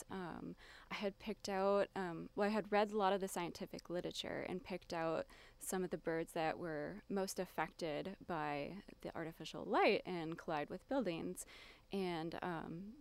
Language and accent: English; southern Wisconsin, United States; I grew up in southern Wisconsin, in a town that was sort of surrounded by prairies